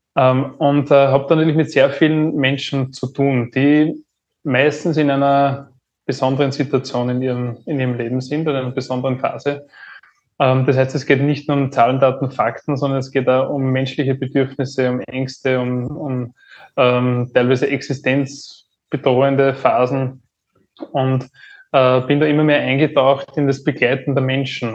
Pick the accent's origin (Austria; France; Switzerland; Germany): Austria; Upper Austria; geboren in Oberösterreich